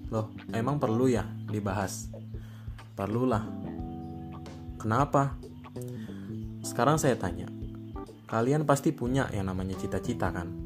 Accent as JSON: {"language": "Indonesian", "town": "Tangerang", "region": "Banten", "country": "Indonesia", "said": "saya dari kota saya dari Kabupaten Tangerang saya seorang camaba di Itera"}